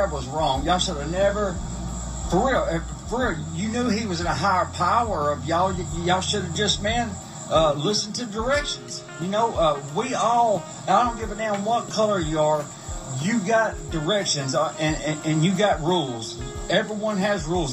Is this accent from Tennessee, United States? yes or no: yes; Humboldt, Tennessee, United States; I'm actually from Humboldt, Tennessee. They call it Little Memphis.